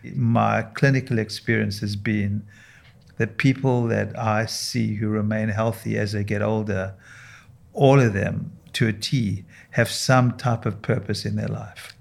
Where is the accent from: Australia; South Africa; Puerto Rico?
South Africa; moved away as an adult; now in United States; I, I grew up and trained in South Africa